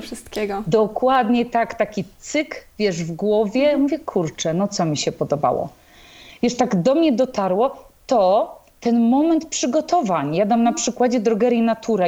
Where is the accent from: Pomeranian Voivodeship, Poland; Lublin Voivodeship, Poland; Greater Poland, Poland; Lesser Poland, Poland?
Pomeranian Voivodeship, Poland; Tricity; w Trójmieście bo jestem z Trójmiasta